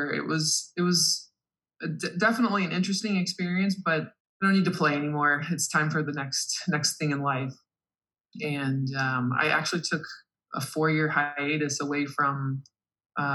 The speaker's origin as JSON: {"language": "English", "region": "Indiana", "country": "United States", "tie": "born or raised there", "also_born_or_lived": "San Francisco / Southern California", "moved": "as an adult", "said": "I grew up in Indiana"}